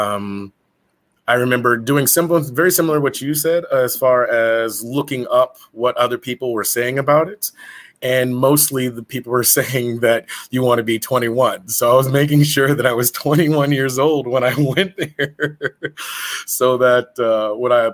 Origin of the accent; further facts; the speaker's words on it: central Illinois, United States; growing up in Illinois, central Illinois, very close to St. Louis